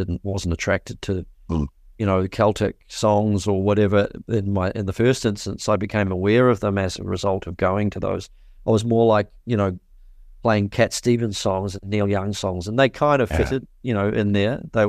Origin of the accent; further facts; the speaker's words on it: Te Awamutu, Waikato, New Zealand; Where I grew up in Te Awamutu, in the Waikato in New Zealand, there was really hardly any bands at all.